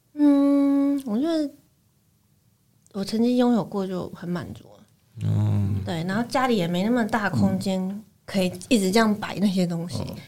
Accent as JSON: {"language": "Chinese", "region": "Taichung", "country": "Taiwan", "said": "台中，我是台中人嘛，台中那个国美馆，它每两年都有一个版画双年展"}